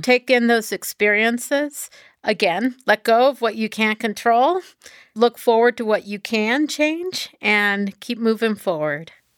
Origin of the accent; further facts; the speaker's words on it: Texas, United States; moved away; I grew up in Texas